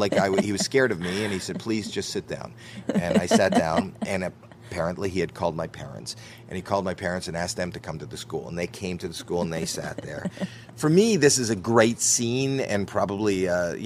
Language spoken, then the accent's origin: English; Toronto, Ontario, Canada; I'm from Toronto, Canada